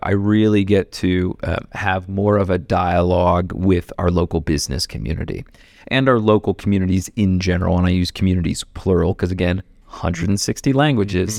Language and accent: English; Ohio, United States; also born or lived in New York; now in Denver, United States; I grew up in Ohio